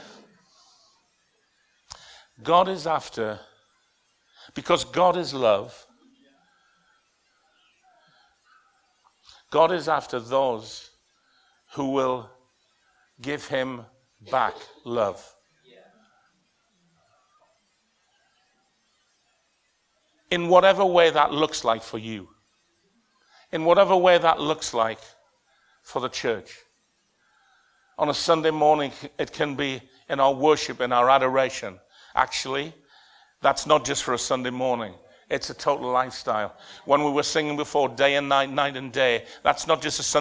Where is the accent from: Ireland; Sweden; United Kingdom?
United Kingdom; the North East, North East England; moved away as an adult; also born or lived in Bradford; now in Leicester, United Kingdom; I'm from the Northeast, where everybody's responsive